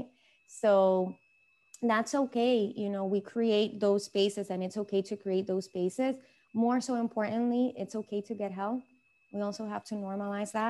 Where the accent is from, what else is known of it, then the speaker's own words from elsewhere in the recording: Venezuela; moved away; I'm from Venezuela. I'm Hispanic